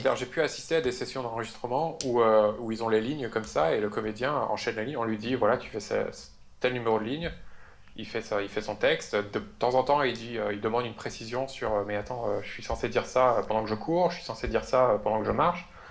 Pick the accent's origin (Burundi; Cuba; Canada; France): France; accent: French; avec mon super accent français